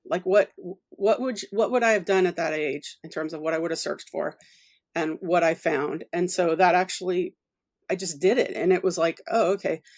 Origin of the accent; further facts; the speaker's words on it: Oklahoma, United States; moved away as an adult; also born or lived in Louisiana / United Kingdom / Edinburgh / Milton Keynes; I'm from Louisiana, I was born in Louisiana, and I grew up in Oklahoma